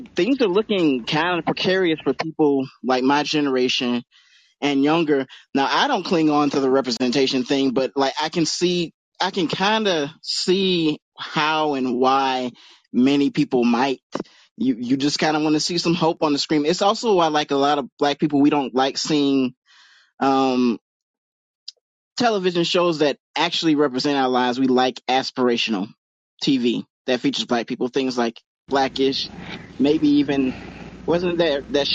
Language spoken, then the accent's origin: English; Georgia, United States; I'm from Georgia